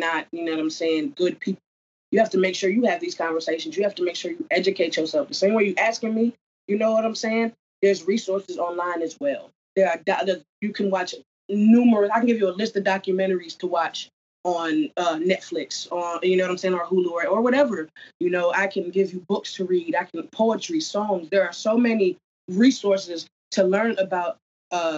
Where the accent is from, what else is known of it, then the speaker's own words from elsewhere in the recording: New Jersey, United States; I grew up in New Jersey